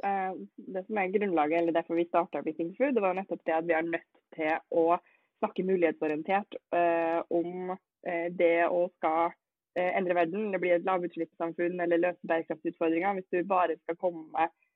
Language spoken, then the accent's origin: Norwegian; Norway; vi er jo nordmenn